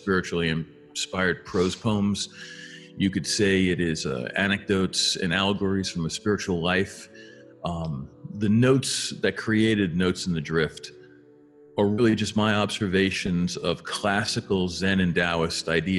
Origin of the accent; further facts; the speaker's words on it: Long Island, New York, United States; moved away as an adult; now in Colorado, United States; I grew up on Long Island, which is in New York, and spent a lot of my time on, you know, I'd say the first 35 years of my life on the East Coast before moving to the West